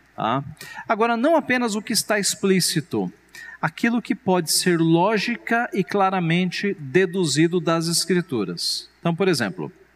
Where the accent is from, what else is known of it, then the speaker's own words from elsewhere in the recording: São Paulo, Brazil; A minha família veio do Ceará, meus pais vieram do Ceará, eu nasci em São Paulo